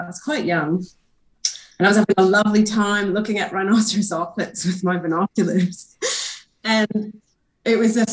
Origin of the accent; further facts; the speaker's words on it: Northern Ontario, Canada; moved away as an adult; also born or lived in Vancouver Island; now in Tasmania, Australia; I'm a Canadian birder, originally from Northern Ontario